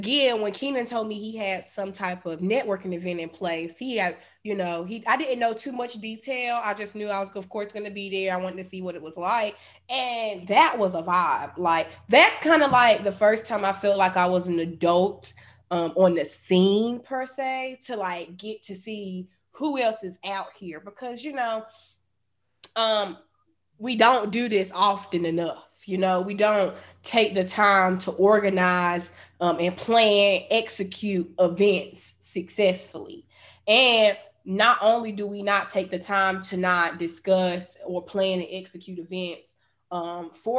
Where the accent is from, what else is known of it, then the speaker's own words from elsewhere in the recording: Charlotte, North Carolina, United States; I'm from here. I'm from Charlotte. Like, this is my hometown.